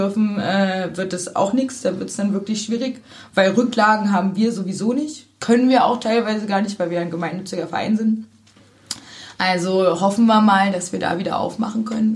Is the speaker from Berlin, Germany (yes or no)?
no; Zwickau, Saxony, Germany; moved away as an adult; now in Cottbus, Germany; Ich komme ursprünglich aus Sachsen.